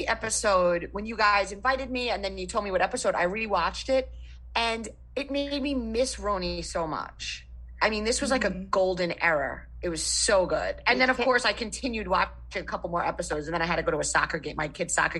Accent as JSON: {"language": "English", "region": "New York", "country": "United States", "tie": "born or raised there", "said": "I am from New York my entire life. I went to college in upstate New York"}